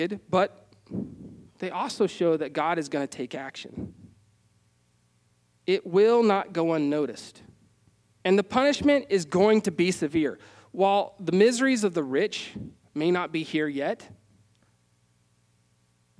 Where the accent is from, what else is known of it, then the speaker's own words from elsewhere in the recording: Wyoming, United States; growing up in Wyoming